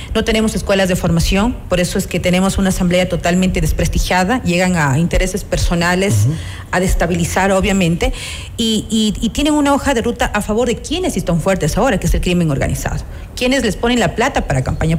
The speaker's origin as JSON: {"language": "Spanish", "country": "Ecuador", "said": "como ecuatorianos y ecuatorianas"}